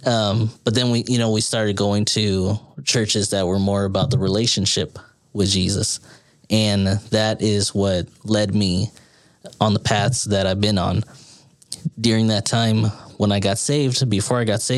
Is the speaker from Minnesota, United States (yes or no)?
no; San Antonio, Texas, United States; moved away as an adult; now in Austin, United States; I was born and raised in San Antonio, Texas. So that's where I'm actually from.